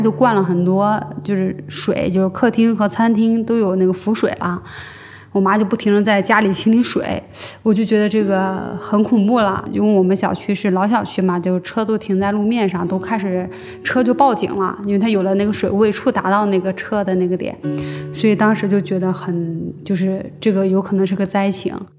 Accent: Zhengzhou, Henan, China; now in Beijing, China; 然后我是河南人，河南郑州人

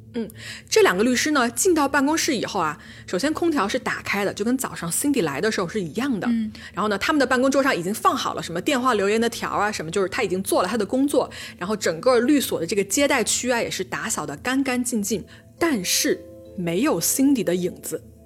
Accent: Changsha, Hunan, China; accent: plastic Mandarin; 我们是两个长沙妹坨

